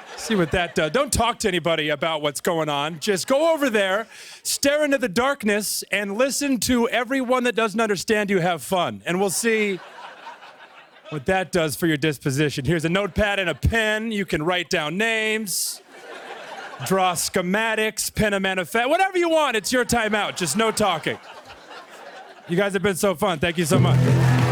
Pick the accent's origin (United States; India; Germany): United States; Missouri; now in Brooklyn, United States; I grew up in Missouri